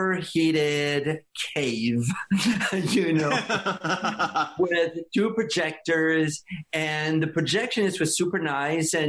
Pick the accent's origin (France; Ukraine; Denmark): France; English is a second language; moved away as an adult; now in United States; I grew up in France